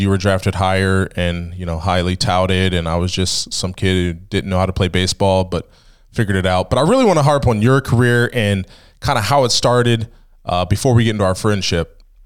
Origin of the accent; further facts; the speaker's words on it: Ohio, United States; now in Pennsylvania, United States; I'm from Ohio